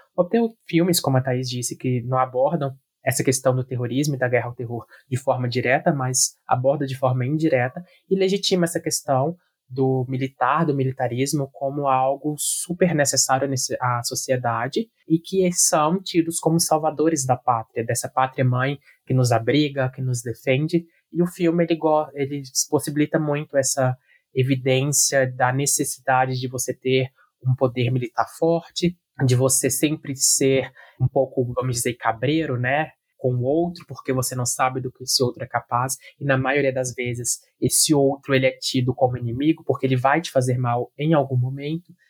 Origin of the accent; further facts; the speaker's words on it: Brazil; nós, quanto sociedade brasileira do sul global